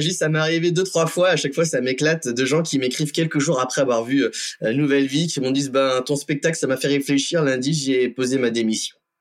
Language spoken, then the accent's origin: French; Compiègne, Hauts-de-France, France; moved away; also born or lived in Florida; la Compiègne, donc ma, ma terre natale, hein, je suis toujours très content d'y revenir